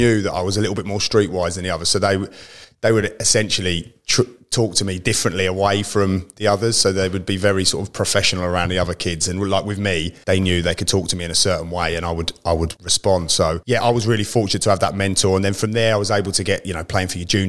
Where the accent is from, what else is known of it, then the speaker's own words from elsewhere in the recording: Germany; born there; I was actually born in Germany, so my father was in the forces.